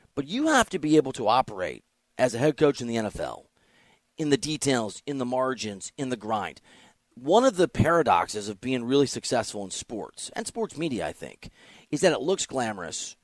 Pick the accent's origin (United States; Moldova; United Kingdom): United States; Dubuque, Iowa; now in Los Angeles, United States; I grew up in Iowa.